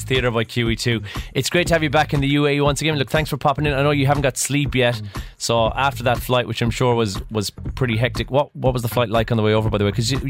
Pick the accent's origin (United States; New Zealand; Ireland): Ireland; As the Ireland rugby team, we weren't expecting this. We thought like All Blacks would be done.